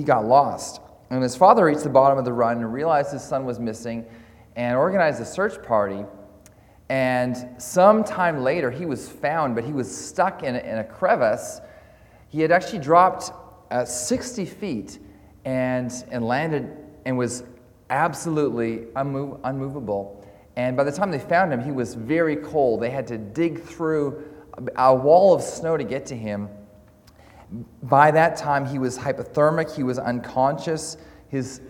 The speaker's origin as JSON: {"language": "English", "country": "Canada", "moved": "yes", "lives_now": "Scotland, United Kingdom", "said": "I'm Canadian"}